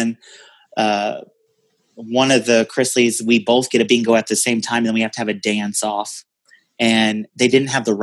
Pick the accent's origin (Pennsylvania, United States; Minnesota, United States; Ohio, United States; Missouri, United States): Missouri, United States; I'm a Midwestern boy in a female body. I'm from Missouri. I grew up in a little town.